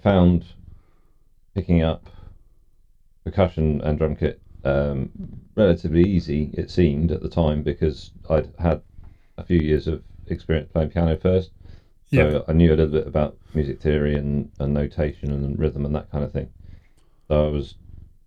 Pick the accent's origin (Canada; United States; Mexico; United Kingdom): United Kingdom; Cornwall, South West England; that's where I was brought up.